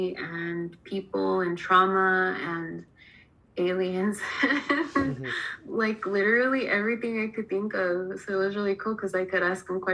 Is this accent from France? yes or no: no; Southern California, United States; I'm originally from Southern California